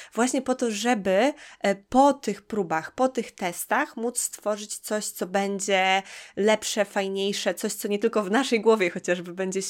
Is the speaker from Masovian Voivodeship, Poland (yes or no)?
no; Białystok, Podlaskie Voivodeship, Poland; moved away; ja też pochodzę z Podlasia, pochodzę z, z mm, Białego Stoku